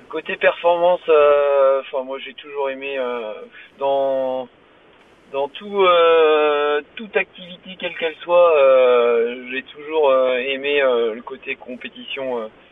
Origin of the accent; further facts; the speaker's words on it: near Guémené-sur-Scorff, central Brittany, France; je suis breton, je viens du centre Bretagne, un petit patelin à côté de Guémené-sur-Scorf